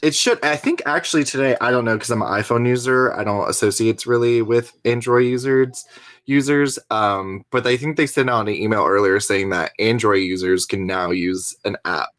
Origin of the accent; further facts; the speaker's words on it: Florida, United States; also born or lived in Fort Lauderdale, Florida / Georgia / Charlotte, North Carolina; I am from, uh, Florida. I was actually born in Fort Lauderdale, Florida, but I don't remember much because we moved when I was, like, four or five. Um, but I lived in Florida, lived, uh, a few years growing up in Georgia